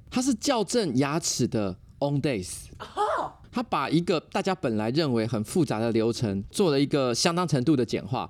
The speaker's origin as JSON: {"language": "Chinese", "region": "Taipei", "country": "Taiwan", "tie": "born or raised there", "said": "你来民生社区，我们这边，我家这边录音嘛嗯，我从小就住在这一带"}